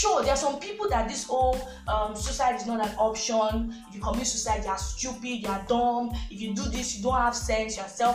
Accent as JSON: {"language": "English", "country": "Nigeria", "said": "we're Nigerians"}